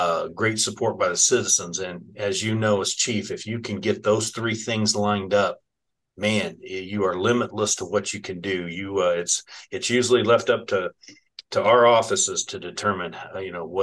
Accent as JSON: {"language": "English", "town": "Indianapolis", "region": "Indiana", "country": "United States", "tie": "born or raised there", "said": "I grew up on the Southwest side. I went to Decatur Central"}